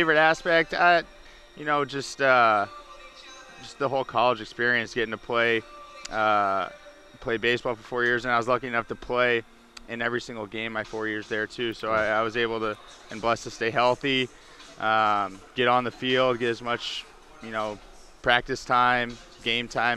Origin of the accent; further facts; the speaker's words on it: Omaha, Nebraska, United States; also born or lived in Philadelphia; I'm from Omaha, Nebraska, so we didn't have a professional team in Omaha, or the closest one was Kansas City. So, but St. Louis being close to where I grew up